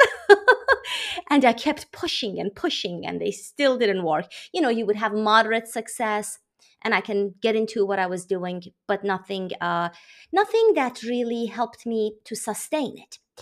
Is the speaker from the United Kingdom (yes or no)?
no; Iran; now in United States; I am from Iran. I live in the U S on the East Coast